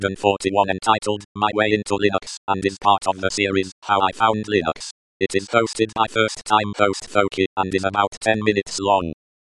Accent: eastern Germany, Germany; accent: German; English is a second language; I was born and raised up in Eastern Germany.

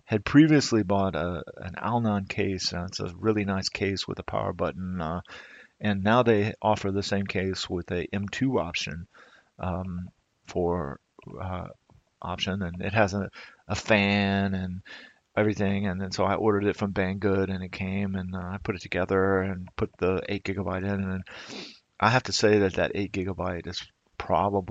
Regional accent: Texas, United States; now in Germany; as a Texan

